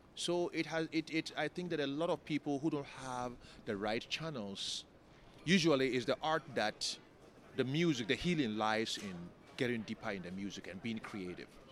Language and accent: English; Ghana; growing up in Ghana